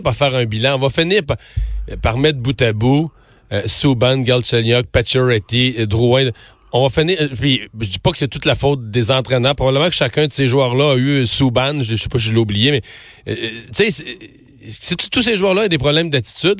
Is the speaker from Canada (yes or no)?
yes; Rimouski, Quebec, Canada